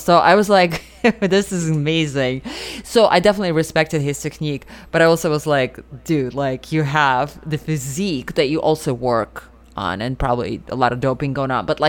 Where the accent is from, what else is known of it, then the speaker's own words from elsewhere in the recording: Russia; moved away; I grew up in Russia.